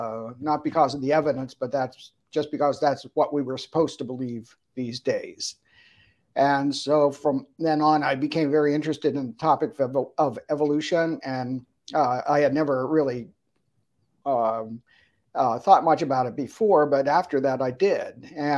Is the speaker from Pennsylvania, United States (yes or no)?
yes; Harrisburg, Pennsylvania, United States; also born or lived in Altoona, Pennsylvania; Grew up in Harrisburg, Pennsylvania, not too far from State College either.